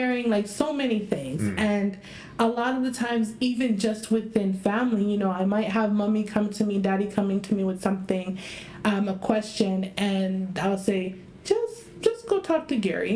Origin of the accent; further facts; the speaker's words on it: Tanzania; moved away; We haven't been to my home country, okay, to Tanzania